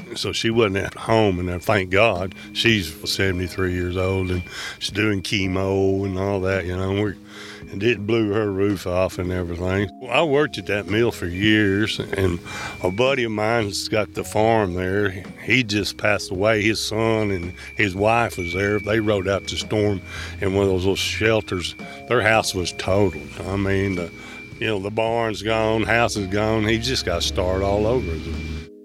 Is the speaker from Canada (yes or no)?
no; Oklahoma, United States; I've been here for, oh, sixty-seven years, man. I grew up here.